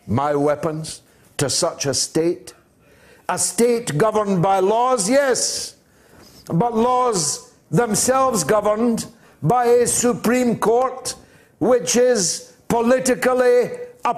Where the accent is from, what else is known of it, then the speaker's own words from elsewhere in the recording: Dundee, Scotland, United Kingdom; the town that I was born in Scotland, Dundee